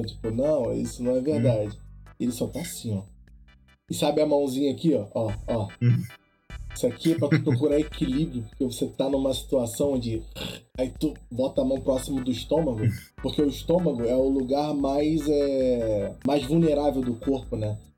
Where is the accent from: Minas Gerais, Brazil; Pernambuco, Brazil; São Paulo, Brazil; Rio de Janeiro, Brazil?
Minas Gerais, Brazil; Varginha; Eu venho de Varginha.